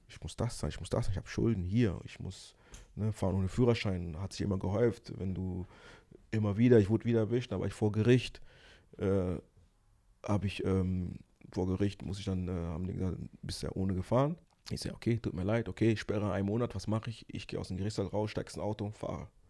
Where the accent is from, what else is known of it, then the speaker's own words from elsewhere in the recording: Ruhr area, North Rhine-Westphalia, Germany; also born or lived in Angola / Kinshasa, Congo; ich bin aus dem Ruhrpott